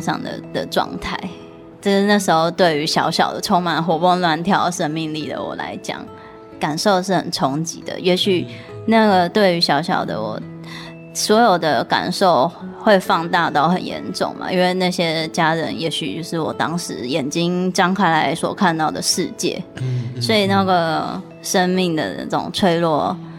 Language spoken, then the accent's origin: Chinese; Taiwan; also born or lived in Kyushu, Japan; 整个全家人移居到台湾来，是因为我的奶奶身体非常地不好